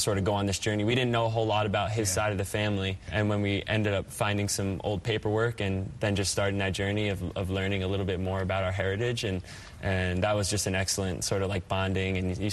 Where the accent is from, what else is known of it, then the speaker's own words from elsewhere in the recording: New Jersey, United States; moved away as an adult; I grew up in North Jersey